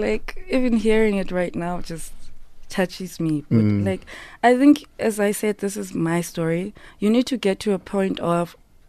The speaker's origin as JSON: {"language": "English", "region": "Eastern Cape", "country": "South Africa", "lives_now": "Johannesburg, South Africa", "said": "And I'm from the Eastern Cape originally."}